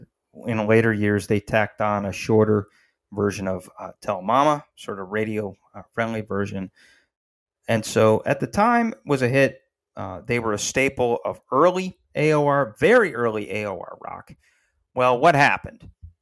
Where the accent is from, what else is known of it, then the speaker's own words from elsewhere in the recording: Syracuse, New York, United States; moved away; my hometown of Syracuse.